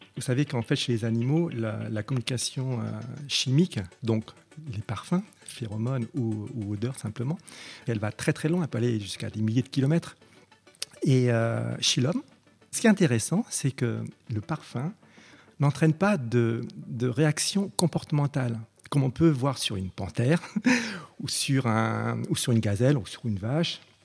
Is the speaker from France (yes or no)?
no; Cambodia; moved away; je suis né, en, au Cambodge